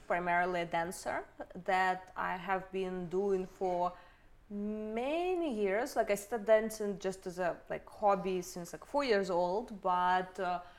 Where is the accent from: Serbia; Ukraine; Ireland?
Ukraine; moved away as an adult; also born or lived in Toronto, Canada; originally, I'm from Ukraine